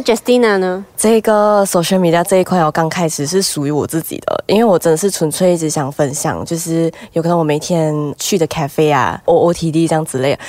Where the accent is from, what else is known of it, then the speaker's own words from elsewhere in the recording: Malaysia; 我们 as a Malaysian representative，我们可以英文都可以，华语都可以，啊，广东一点点也可以啊